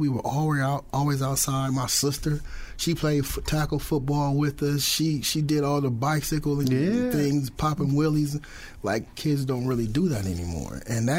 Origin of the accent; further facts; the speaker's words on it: Peoria, Illinois, United States; growing up on the South End in Peoria, the pressure was being poor